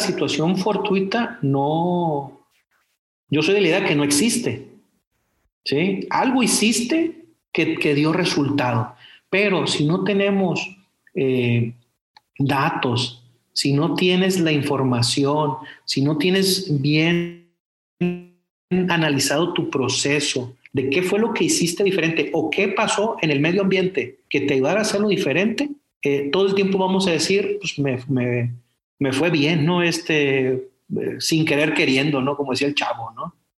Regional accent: Culiacán, Sinaloa, Mexico; moved away as an adult; also born or lived in Compostela, Nayarit; Yo soy eh, una persona que nació en Culiacán, soy, soy culichi, orgulloso, soy tomatero de Culiacán

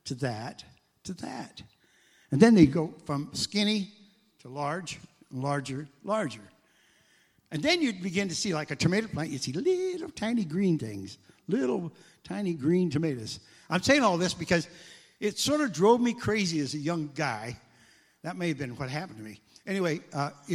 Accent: Iowa, United States; I grew up in Iowa, and I grew up outside, on the edges of town

